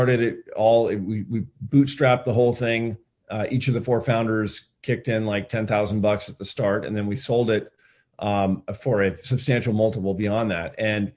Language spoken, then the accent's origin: English; Eugene, Oregon, United States; also born or lived in Berkeley; moved back actually to my hometown of Eugene, Oregon